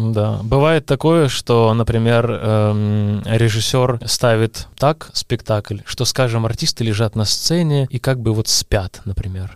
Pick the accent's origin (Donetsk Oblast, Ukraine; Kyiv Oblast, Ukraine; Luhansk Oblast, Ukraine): Luhansk Oblast, Ukraine; Luhansk; moved away; also born or lived in Kyiv, Ukraine; я приехал из Луганска, с такого ну, провинциального города